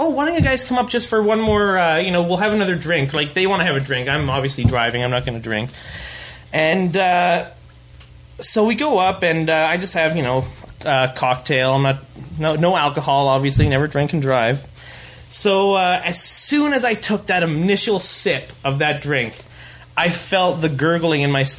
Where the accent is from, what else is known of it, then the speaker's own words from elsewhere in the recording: Ontario, Canada; moved away; I'm from Ontario, and I just recently went back. I drove back to Toronto